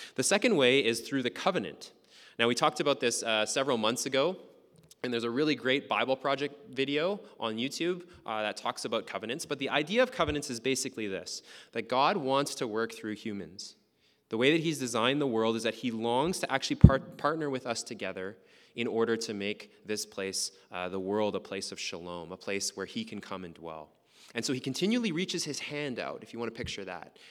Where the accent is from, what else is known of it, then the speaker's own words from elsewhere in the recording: Lac La Biche, Alberta, Canada; And the town that I grew up in is called Lac-la-Biche. It's in northern Alberta, really small town